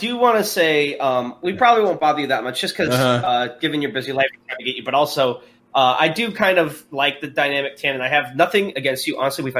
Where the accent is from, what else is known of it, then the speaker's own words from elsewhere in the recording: Houston, Texas, United States; accent: Houston; part of it, I think, is because of my hilarious Houston accent, but I really like the Houston one as well.